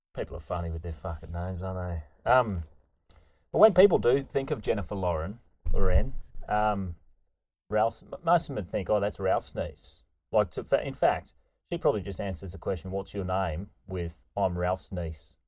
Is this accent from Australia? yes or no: yes; Queensland, Australia; moved away; grew up in Queensland